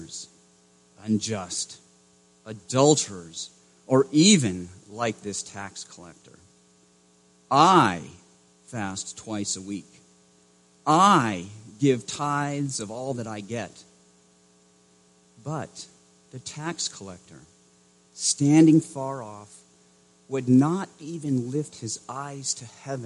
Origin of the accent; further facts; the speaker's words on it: Maine, United States; moved away; I grew up in Maine